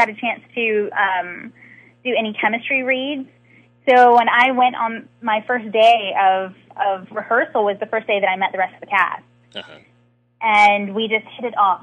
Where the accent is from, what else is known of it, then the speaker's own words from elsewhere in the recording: Atlanta, Georgia, United States; I am born and raised in Atlanta